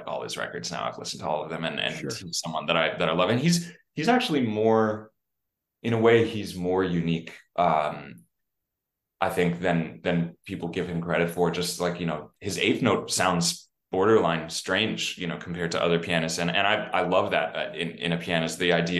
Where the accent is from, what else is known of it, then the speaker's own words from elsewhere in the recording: New York City, New York, United States; growing up on the Upper West Side